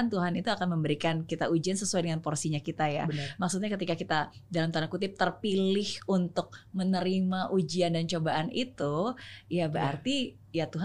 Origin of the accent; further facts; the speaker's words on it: Medan, North Sumatra, Indonesia; Lahir besar